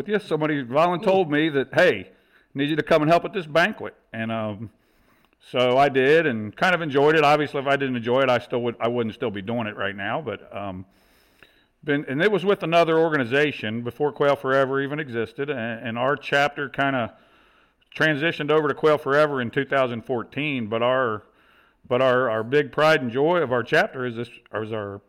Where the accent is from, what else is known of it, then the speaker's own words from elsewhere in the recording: Northern Kentucky, United States; I'm from Northern Kentucky, born and raised here, and it's a suburb. We're just south of Cincinnati